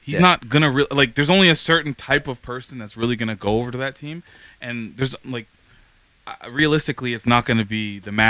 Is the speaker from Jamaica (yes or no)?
no; Toronto, Ontario, Canada; We grew up in York region, Toronto, so we know what he's been capable of.